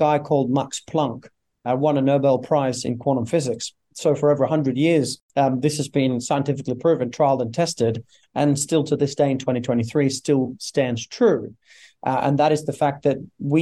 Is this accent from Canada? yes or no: no; Norway; born and raised in Norway